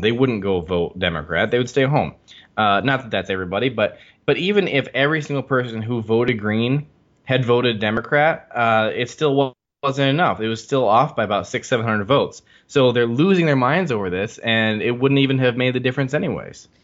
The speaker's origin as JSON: {"language": "English", "region": "Michigan", "country": "United States", "tie": "born or raised there", "said": "my hometown"}